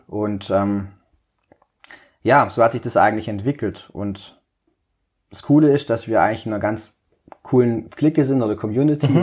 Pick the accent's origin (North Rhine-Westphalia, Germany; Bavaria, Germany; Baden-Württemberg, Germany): Baden-Württemberg, Germany; Balingen; moved away as an adult; also born or lived in Böblingen; bin in Balingen geboren und aufgewachsen, so südlich von Tübingen nochmal, 50 Kilometer circa